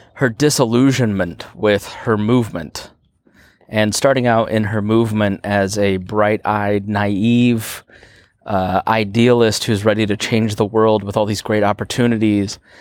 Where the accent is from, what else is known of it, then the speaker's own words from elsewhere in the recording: Plainfield, Indiana, United States; I grew up in Plainfield, Indiana